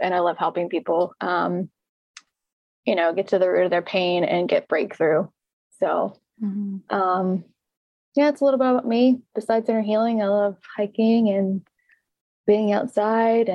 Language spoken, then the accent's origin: English; Louisiana, United States; now in Redding, United States; I'm originally from Louisiana